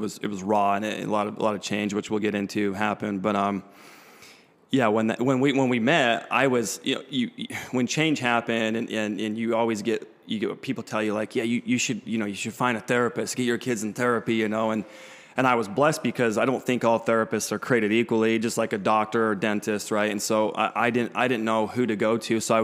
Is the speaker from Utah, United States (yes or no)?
yes; Salt Lake City, Utah, United States; moved away as an adult; now in Las Vegas, United States; growing up in Salt Lake, that's where I was my whole life